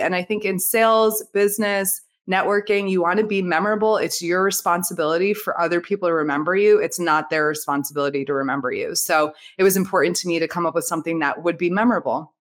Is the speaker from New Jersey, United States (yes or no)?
yes; New Jersey, United States; now in Florida, United States; I'm from Jersey, outside New York, I now live in Florida